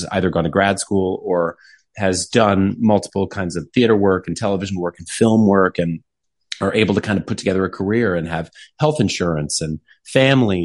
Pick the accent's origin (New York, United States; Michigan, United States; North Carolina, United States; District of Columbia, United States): North Carolina, United States; moved away; I'm from North Carolina, like I'm from the South